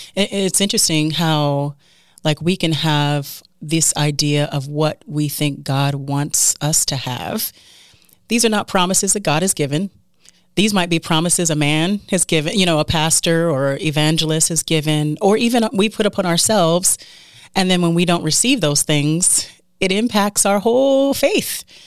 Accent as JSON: {"language": "English", "country": "United States", "said": "as an American"}